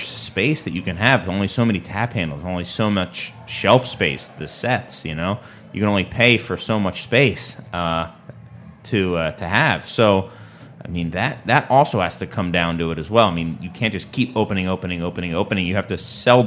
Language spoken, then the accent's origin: English; Philadelphia, Pennsylvania, United States; now in Chicago, United States; it used to be Philadelphia for like ever. I'm a little sad that my hometown has dropped to number two